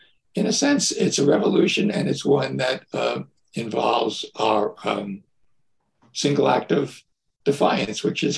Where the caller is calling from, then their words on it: Warwick, New York, United States; So I'm about an hour north of New York City, in a town called Warwick, New York.